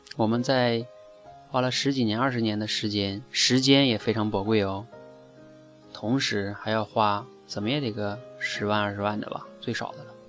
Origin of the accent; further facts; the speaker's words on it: China; 我们中国人